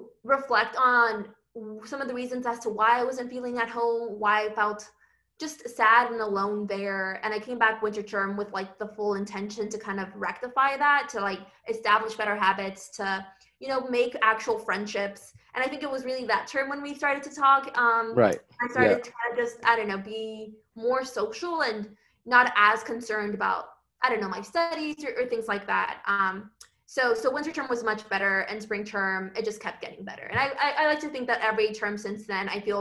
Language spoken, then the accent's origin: English; Los Angeles, California, United States; moved away as an adult; I hail from East LA, which is like a really homogeneous society